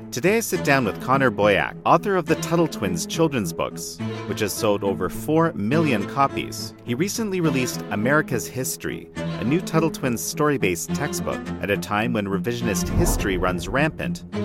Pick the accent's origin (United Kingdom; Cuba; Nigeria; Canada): Canada; as a Canadian